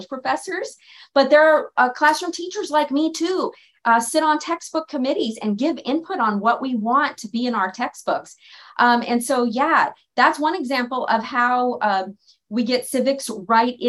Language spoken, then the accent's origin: English; Oceanside, California, United States; I was born in Oceanside, California, in San Diego County